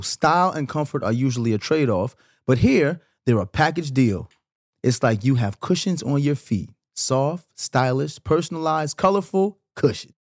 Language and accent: English; New York City, New York, United States; I'm from Brooklyn too, you know what I'm saying? Grew up in Flatbush